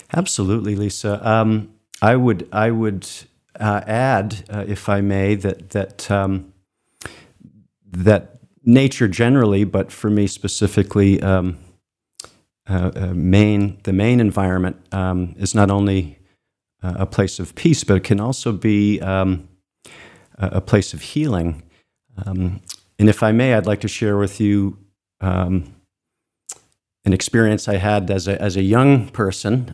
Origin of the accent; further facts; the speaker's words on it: Cape Elizabeth, Maine, United States; I was born in Maine and, and, and, and grew up um, not far from where the studio is, uh, in, in Cape Elizabeth.